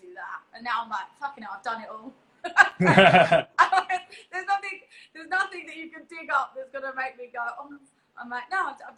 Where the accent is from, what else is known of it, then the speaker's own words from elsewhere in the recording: London, United Kingdom; moved away as an adult; also born or lived in East Hollywood, Los Angeles; now in Los Angeles, United States; I'm from East London. I'm in East Hollywood